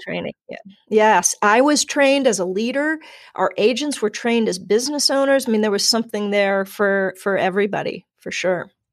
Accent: Cincinnati, Ohio, United States; was born and raised in Cincinnati

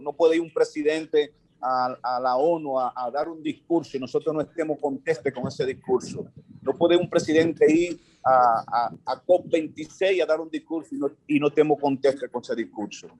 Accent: Dominican Republic; como dominicanos

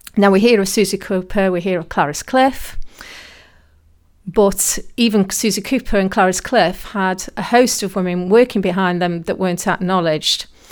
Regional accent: Burslem, West Midlands, United Kingdom; I was brought up in Burslem. So we were surrounded by pottery factories when I was young.

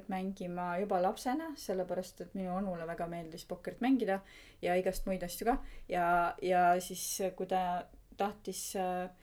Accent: Tallinn, Harju County, Estonia; mina olen Tallinnast, ei ole Viljandist ja turundustaustaga inimene

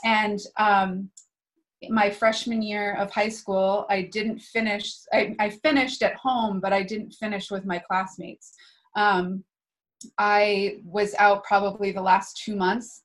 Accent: New Hampshire, United States; so I grew up in New Hampshire

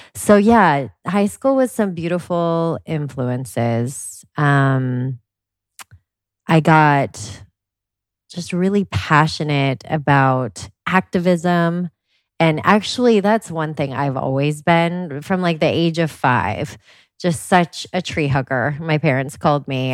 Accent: Washington, United States; I grew up in Washington State

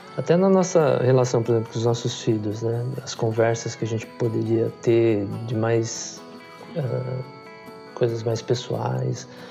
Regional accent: Brazil; moved away as an adult; now in Japan; Eu nasci no Brasil, meus pais nasceram também no Brasil, então eu sou Sansei

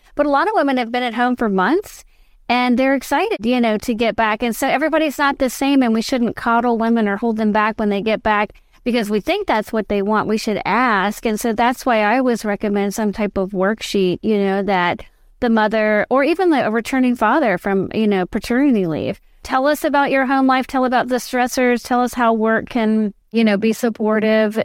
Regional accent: Richmond, Virginia, United States; I was born and raised in Richmond, Virginia.

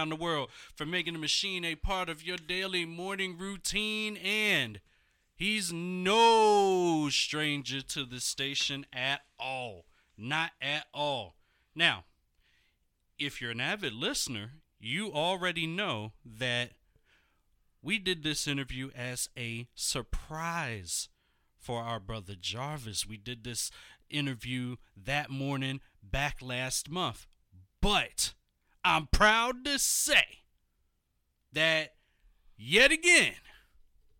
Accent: Philadelphia, Pennsylvania, United States; Also a hip-hop recording artist from my hometown.

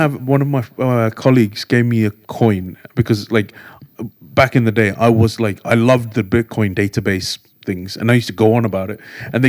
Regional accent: India; Like, I'm Indian. We know about Gujaratis, right?

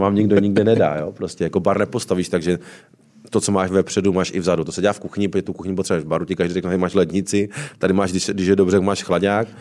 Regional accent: Ostrava, Moravian-Silesian Region, Czechia; moved away as an adult; also born or lived in Prague; now in Karlovy Vary, Czech Republic; Já jsem se z Ostravy dostal do Prahy, abych se následně dostal z, vlastně z úplného východu na úplný západ

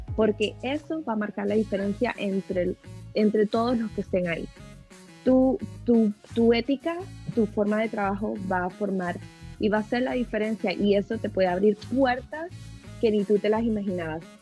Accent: El Salvador; now in United States; vengo de El Salvador, vengo de un país muy

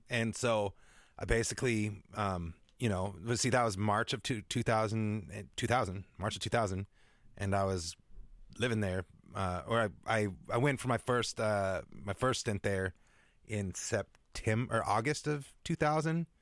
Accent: Seattle, Washington, United States; moved away as an adult; I grew up in the Seattle area

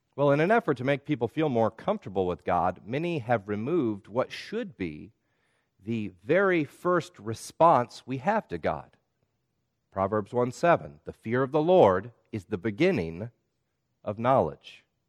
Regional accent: the South, United States; When I was a child growing up in the South

